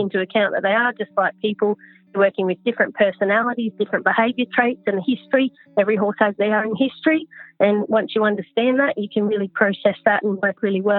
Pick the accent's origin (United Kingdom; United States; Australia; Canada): Australia; Newcastle, New South Wales; I'm from Newcastle originally